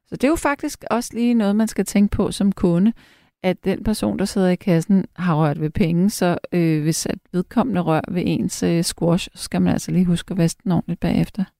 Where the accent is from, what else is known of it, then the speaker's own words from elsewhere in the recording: Frederiksberg, Capital Region of Denmark, Denmark; jeg er selv opvokset på Frederiksberg